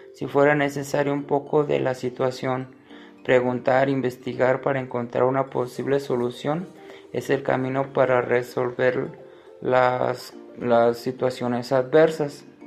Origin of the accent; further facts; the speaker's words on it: Guadalajara, Jalisco, Mexico; soy de Guadalajara, Jalisco, México